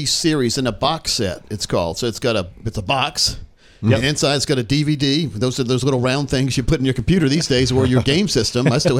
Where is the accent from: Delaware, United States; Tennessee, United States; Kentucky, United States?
Delaware, United States; moved away; When I was little, I was born in Delaware.